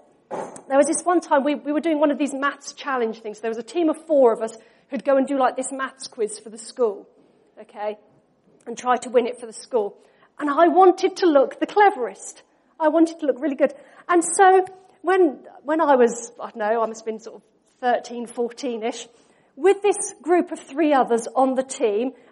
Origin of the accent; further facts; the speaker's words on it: Norfolk, East of England, United Kingdom; We grew up in Norfolk